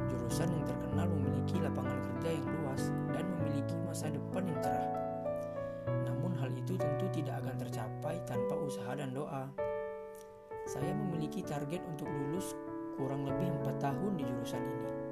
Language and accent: Indonesian; Curug, Banten, Indonesia; born there; Saya lahir di Curug 5 Oktober